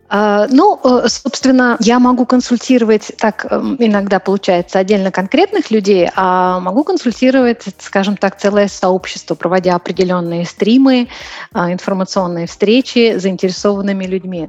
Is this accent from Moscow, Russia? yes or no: yes; Moscow, Russia; moved away as an adult; now in Prague, Czech Republic; Я живу сейчас в Праге, переехала из Москвы. Я москвичка